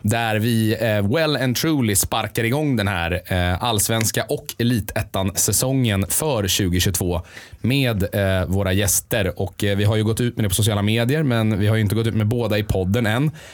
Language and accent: Swedish; Sweden; Vi är ju ändå svenskar